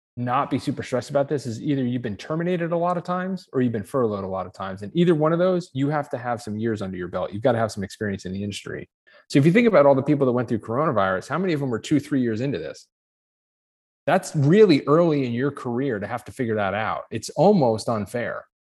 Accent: Ohio, United States; I'm from Ohio, and I'm a pilot.

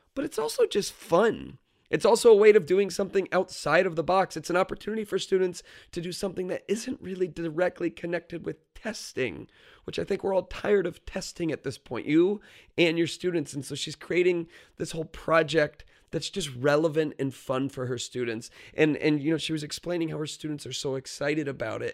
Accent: Florida, United States; moved away; I grew up in Florida where it's probably about ninety degrees this time of year

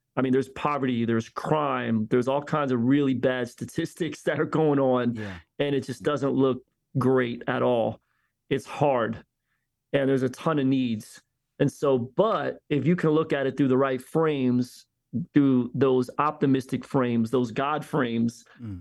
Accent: Philadelphia, Pennsylvania, United States; now in Tampa, United States; I grew up in Philly, yes, in a diverse environment

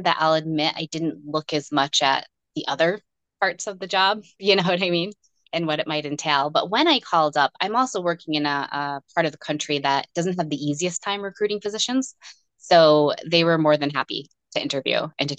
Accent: Western New York, United States; also born or lived in Rochester, Minnesota; I grew up in Western New York. And that's where all my family was

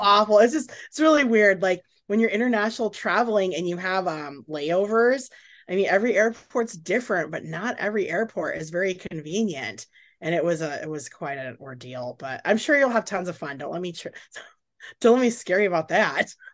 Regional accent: Carson City, Reno, Northern Nevada, United States; also born or lived in Minnesota / Portland, Oregon / Houston, Texas; I grew up in Carson City, Reno, Lake Tahoe area

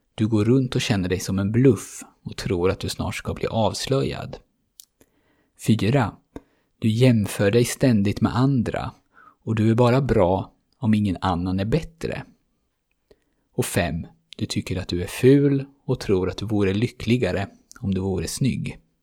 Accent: Sweden; som svensk

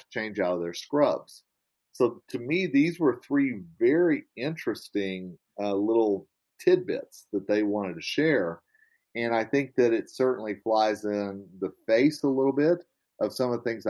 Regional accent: Oklahoma, United States; accent: Southern; moved away; I'm originally from Oklahoma, you know, and I have a little bit of y'all in me. I have a little bit of a Southern accent

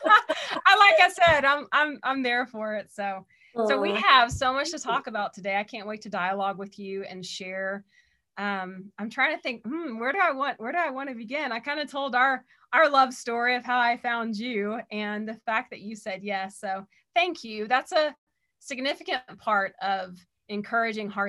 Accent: Texas, United States; born and raised in Texas

